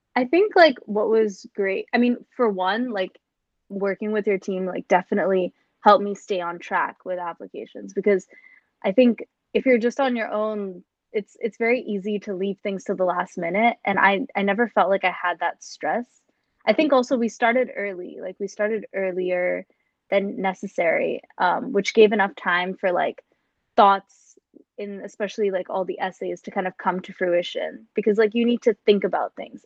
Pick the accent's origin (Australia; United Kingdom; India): India; moved away as an adult; now in New York City, United States; I was coming from India